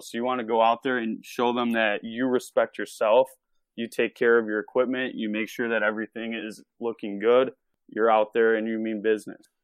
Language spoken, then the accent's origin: English; Chicago, Illinois, United States; I'm from Chicago, Illinois, and I started officiating when I was twelve years old